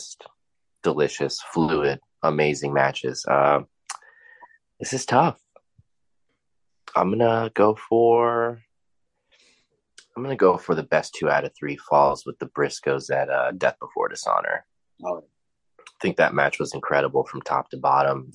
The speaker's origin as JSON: {"language": "English", "region": "Florida", "country": "United States", "tie": "born or raised there", "said": "Always from Florida, born and raised."}